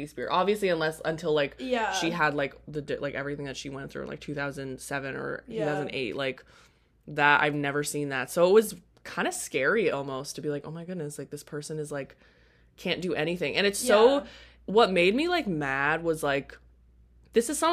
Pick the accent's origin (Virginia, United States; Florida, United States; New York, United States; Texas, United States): Florida, United States; South; I grew up in, like, South Florida